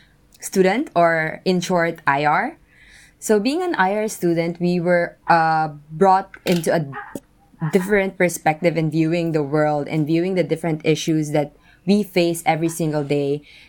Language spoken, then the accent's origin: English; Philippines; now in Japan; I'm a Filipino-Japanese. I was born and raised in the Philippines, and I just moved to Japan, I think 9 years ago.